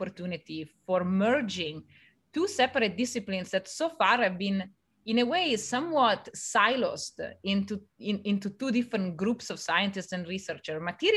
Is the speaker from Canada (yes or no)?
no; Italy; moved away; I grew up in Italy